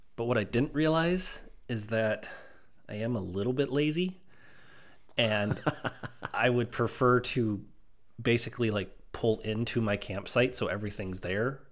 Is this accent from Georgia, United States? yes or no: no; Stoughton, Wisconsin, United States; I grew up in Stoughton